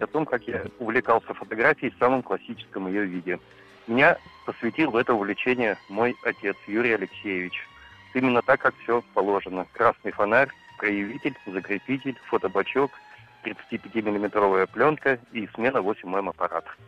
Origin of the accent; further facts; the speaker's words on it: Kola Peninsula, Murmansk Oblast, Russia; по Кольскому полуострову, по моей малой родине